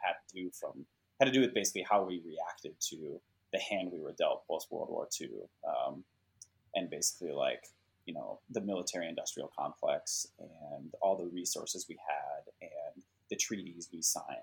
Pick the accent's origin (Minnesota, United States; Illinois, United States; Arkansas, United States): Minnesota, United States; moved away as an adult; now in Silicon Valley, United States; I did feel kind of landlocked mentally and physically growing up in Minnesota